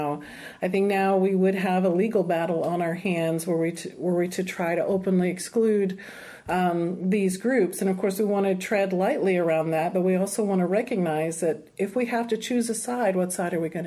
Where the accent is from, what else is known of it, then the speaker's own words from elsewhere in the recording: South Texas, United States; I'm Latina, and I come from South Texas, a small town where the vast majority of us were Chicana